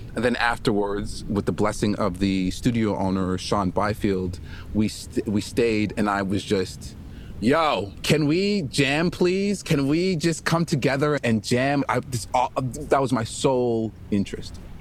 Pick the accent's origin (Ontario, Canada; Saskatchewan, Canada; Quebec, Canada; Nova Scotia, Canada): Quebec, Canada; Montreal; I'm originally from Montreal, Quebec